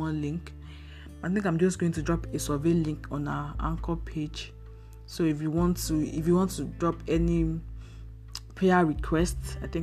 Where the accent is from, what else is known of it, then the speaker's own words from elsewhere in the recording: Nigeria; I'm a Nigerian, and I live in Nigeria